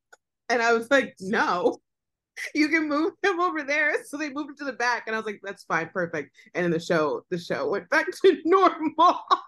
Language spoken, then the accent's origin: English; Dallas, Texas, United States; I'm from Texas. I'm from Dallas.